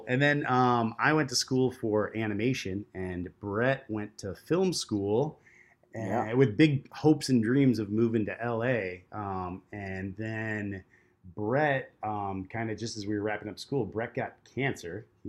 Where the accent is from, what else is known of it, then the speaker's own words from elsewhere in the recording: Detroit, Michigan, United States; Our origin story, just to dive into it a little bit. We grew up in Detroit, Michigan.